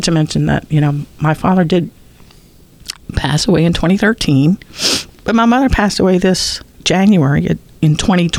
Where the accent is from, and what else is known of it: New Orleans, Louisiana, United States; born or raised there